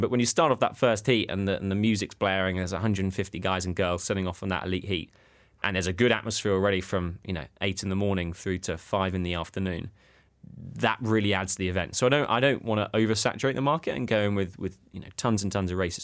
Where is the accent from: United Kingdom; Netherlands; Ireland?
United Kingdom; Sevenoaks, South East England; accent: middle class; my hometown, Seven Oaks